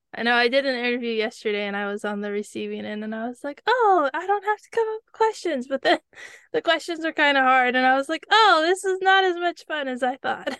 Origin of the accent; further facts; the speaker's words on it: California, United States; I grew up watching the Kentucky Derby, even though I grew up in California